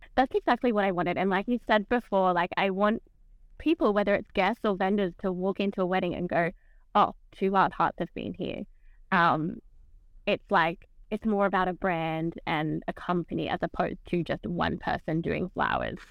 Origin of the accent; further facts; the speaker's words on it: Camden, New South Wales, Australia; moved away as an adult; now in South Coast, New South Wales, Australia; I actually grew up not on the South Coast. I grew up sort of around Camden area.